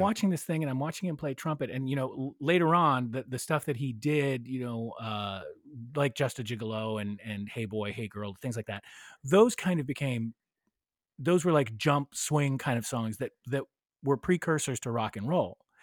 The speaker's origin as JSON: {"language": "English", "area": "Bay Area", "region": "California", "country": "United States", "tie": "born or raised there", "said": "growing up in the Bay Area"}